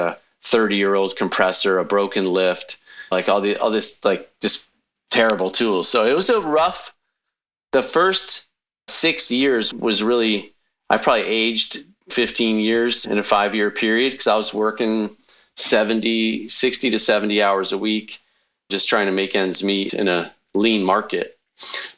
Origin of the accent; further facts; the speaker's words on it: Connecticut, United States; moved away as an adult; also born or lived in California; now in Iowa, United States; I grew up in Connecticut till I was 18, took a plane, flew across the country to California